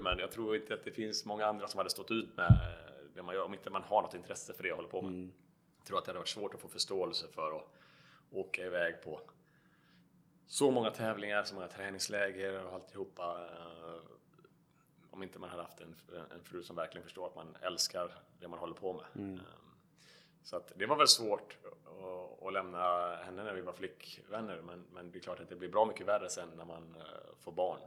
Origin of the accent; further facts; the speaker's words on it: Varberg, Halland County, Sweden; 41 år gammal, född och uppvuxen i Varberg